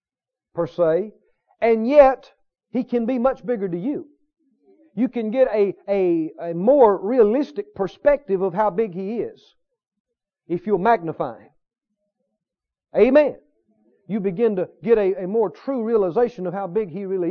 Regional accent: the South, United States; accent: Southern; I was from the South

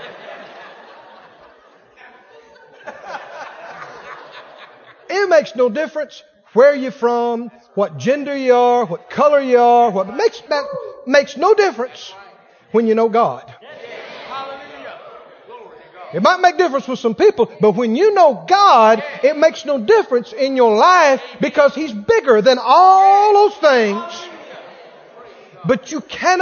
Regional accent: Mississippi, United States; I grew up next door in Mississippi. Red mud between my toes

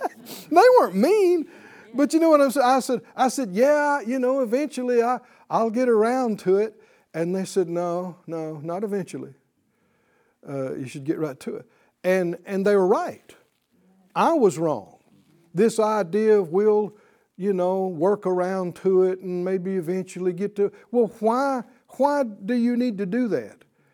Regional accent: Deep South, United States; And I came from the Deep South and you know, we tended to use some negative phraseology without even realizing it.

